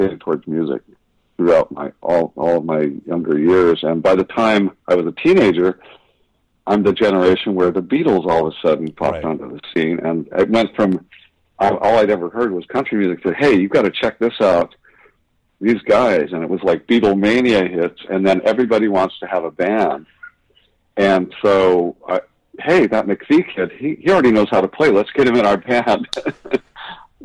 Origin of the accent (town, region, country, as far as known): Huntington Beach, California, United States; born or raised there; also born or lived in Santa Cruz, California